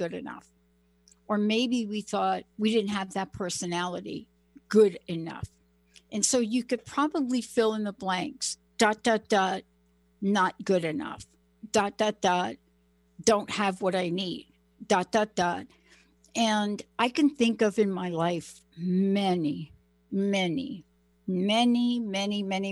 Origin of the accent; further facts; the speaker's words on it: New York, United States; I'm from New York